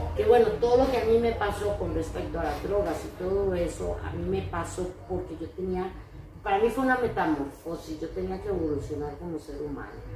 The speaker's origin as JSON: {"language": "Spanish", "country": "Costa Rica", "said": "soy costarricense"}